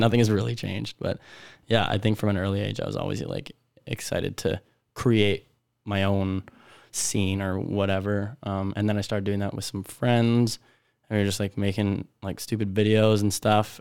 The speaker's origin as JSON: {"language": "English", "town": "Prince Albert", "region": "Saskatchewan", "country": "Canada", "tie": "born or raised there", "also_born_or_lived": "Weyburn / Regina", "moved": "as an adult", "lives_now": "Vancouver, Canada", "said": "I was born in Weyburn, grew up in Prince Albert. I would say that was, yeah, where I spent most of my years"}